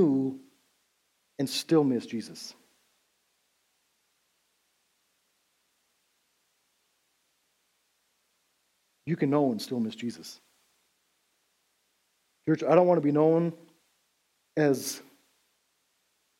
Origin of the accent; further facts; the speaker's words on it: Big Timber, Montana, United States; growing up in Big Timber, Montana, we're about 20 years behind Beulah